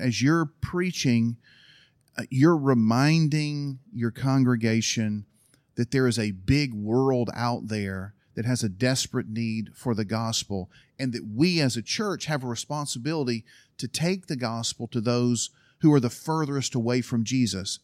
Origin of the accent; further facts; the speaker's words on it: Alabama, United States; moved away as an adult; also born or lived in Berlin, Germany / Istanbul, Turkey; I was from Alabama